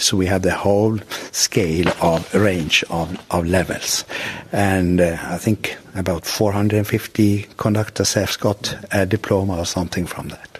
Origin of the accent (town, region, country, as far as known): Norway